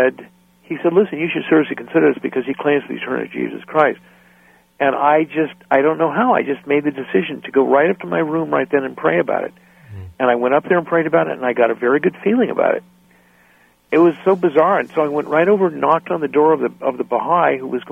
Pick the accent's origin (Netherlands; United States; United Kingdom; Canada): United States; central northern California; also born or lived in San Jose, California / Guatemala; I grew up in California. I was born in San Jose and grew up in kind of central northern California